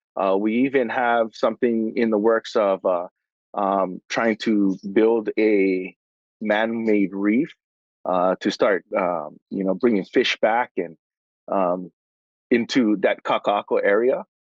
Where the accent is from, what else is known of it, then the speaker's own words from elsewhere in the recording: Hawaii, United States; I am Hawaiian